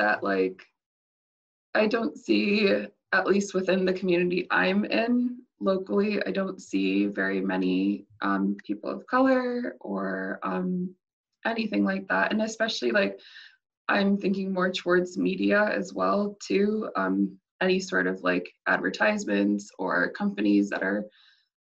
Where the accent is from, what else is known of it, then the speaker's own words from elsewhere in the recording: United States; the state that I'm from within the US